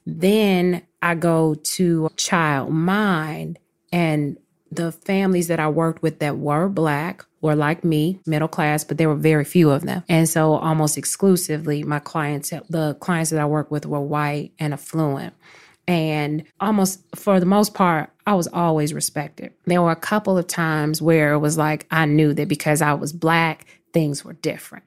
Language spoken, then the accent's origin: English; Chicago, Illinois, United States; moved away as an adult; also born or lived in New York; I'm from Chicago